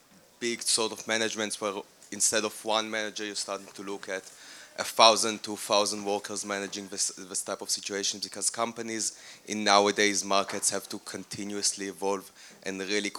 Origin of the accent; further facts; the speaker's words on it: Israel; I'm from Israel.